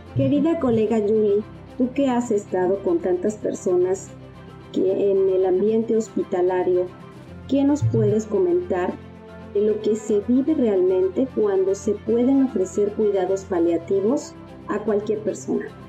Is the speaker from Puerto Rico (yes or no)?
no; Mexico; Como mexicanos